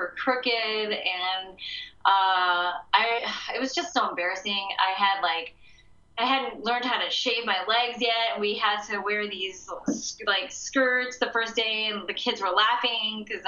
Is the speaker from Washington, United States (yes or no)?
no; Chicago, Illinois, United States; moved away as an adult; also born or lived in California; I moved away from Chicago all the way to California for school